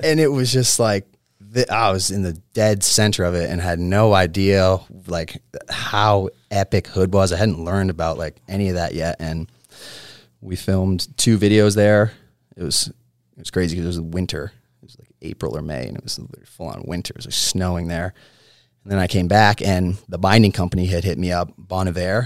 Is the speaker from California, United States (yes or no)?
no; Connecticut, United States; moved away; I was born in Connecticut